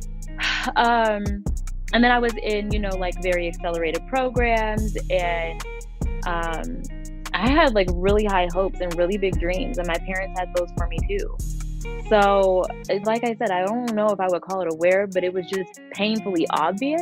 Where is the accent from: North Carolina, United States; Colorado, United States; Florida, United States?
Colorado, United States; Denver; also born or lived in Las Vegas, Nevada; I'm from Denver, Colorado, born and raised